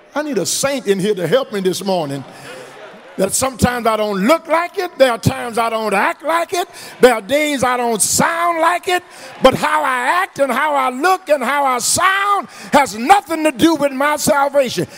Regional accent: Eunice, Louisiana, United States; now in Houston, United States; my little church where I was raised down in Eunice, the True Light Baptist Church

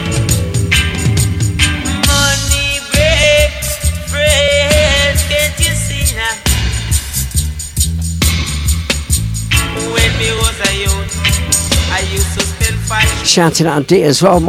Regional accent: Melton Mowbray, East Midlands, United Kingdom; also born or lived in Leicester; a pub in my hometown that plays ska reggae

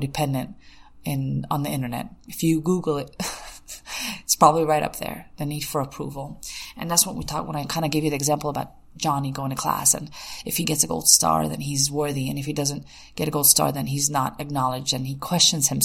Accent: United States; if we grew up in the States

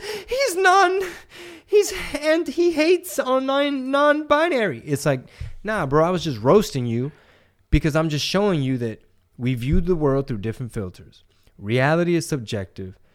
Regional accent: Texas, United States; I like being Texan

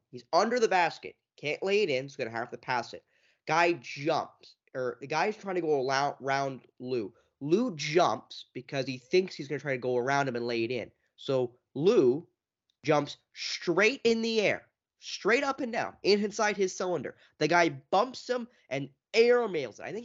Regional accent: Canada; which is why, as a Canadian fan, I'm a little upset about it

